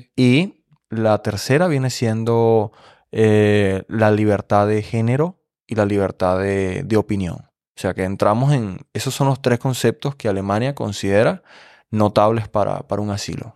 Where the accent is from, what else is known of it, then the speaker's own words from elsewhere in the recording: Venezuela; moved away as an adult; now in Germany; en mi país, que es un país político, hay que describir Venezuela como un país político